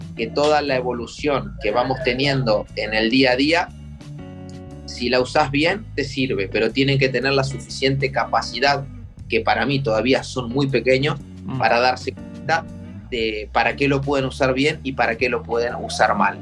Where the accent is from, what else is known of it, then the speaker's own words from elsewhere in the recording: Pehuajó, Buenos Aires Province, Argentina; moved away; yo me crié en Pehuajó con una pelota de fútbol, con la bicicleta todo el día en la calle